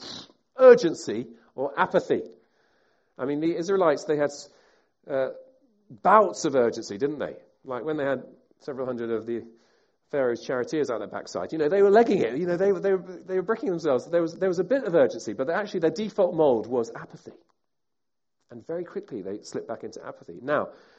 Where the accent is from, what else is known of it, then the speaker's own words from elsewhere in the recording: United Kingdom; I'm a Brit. Most of us here are British.